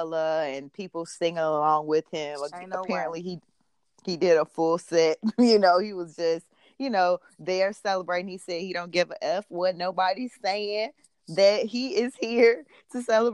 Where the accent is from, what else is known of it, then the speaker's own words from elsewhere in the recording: Chicago, Illinois, United States; I'm from Chicago